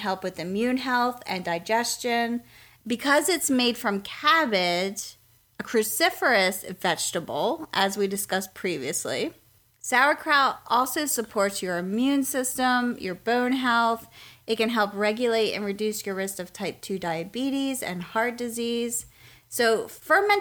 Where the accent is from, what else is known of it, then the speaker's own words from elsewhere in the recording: Lancaster, Pennsylvania, United States; now in Raleigh, United States; We grew up in Lancaster, Pennsylvania, and Pennsylvania Dutch food was pretty much a staple for us